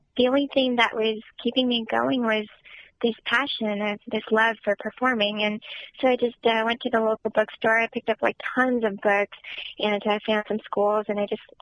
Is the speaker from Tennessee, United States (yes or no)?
no; Southern California, United States; I was born and raised in Southern California